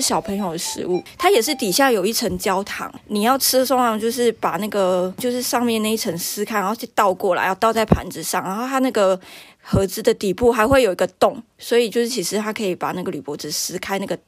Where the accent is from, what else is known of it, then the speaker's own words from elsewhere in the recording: Taiwan; 就是有我台湾人